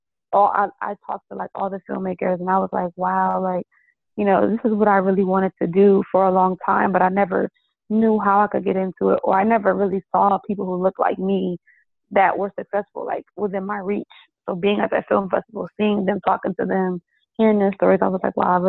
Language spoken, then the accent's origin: English; Bridgeport, Connecticut, United States; now in Atlanta, United States; I'm from Bridgeport, which is 45 minutes from New York